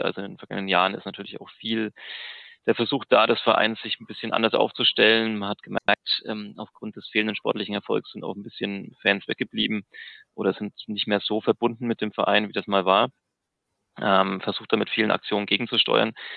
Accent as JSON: {"language": "German", "town": "Nuremberg", "region": "Bavaria", "country": "Germany", "tie": "born or raised there", "said": "ich bin in Nürnberg geboren"}